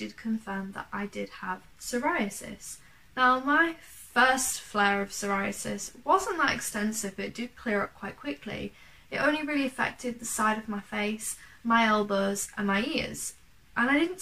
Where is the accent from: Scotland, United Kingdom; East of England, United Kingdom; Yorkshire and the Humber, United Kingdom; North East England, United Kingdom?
Yorkshire and the Humber, United Kingdom; from East Yorkshire